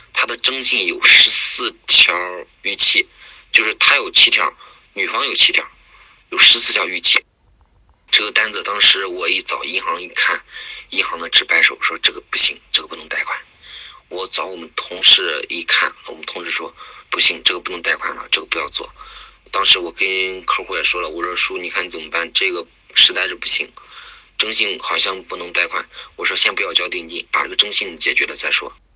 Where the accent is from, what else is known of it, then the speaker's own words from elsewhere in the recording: Xuzhou, Jiangsu, China; 我是来自江苏省徐州丰县的